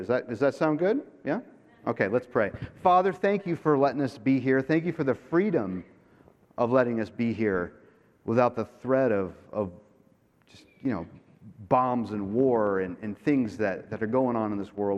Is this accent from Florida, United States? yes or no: yes; Jupiter, Florida, United States; I am from Florida, from Jupiter, Florida